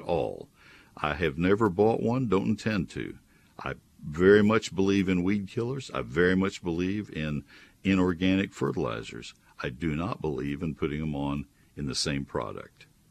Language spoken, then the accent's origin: English; College Station, Texas, United States; I grew up in College Station